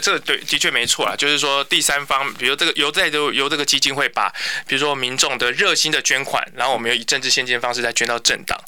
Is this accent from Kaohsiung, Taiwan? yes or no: yes; Kaohsiung, Taiwan; first language Mandarin; 但是我爸爸是军人，然后所以我们从小在家是讲国语，然后我是到国中的时候开始跟同学学台语